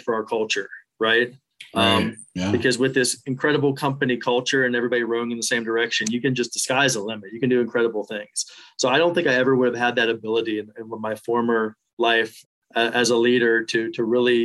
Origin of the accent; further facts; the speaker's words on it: Pittsburgh, Pennsylvania, United States; moved away as an adult; also born or lived in West Virginia / Miami Beach, Florida; now in Austin, United States; I grew up outside of Pittsburgh, went to college in West Virginia